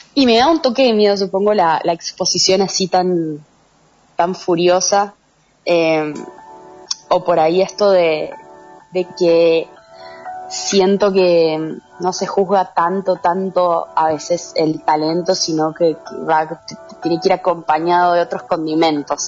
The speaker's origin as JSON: {"language": "Spanish", "region": "San Juan", "country": "Argentina", "also_born_or_lived": "Mendoza", "said": "soy de San Juan y bueno, salí del secundario y me fui a estudiar artes dramáticas en la UNCuyo"}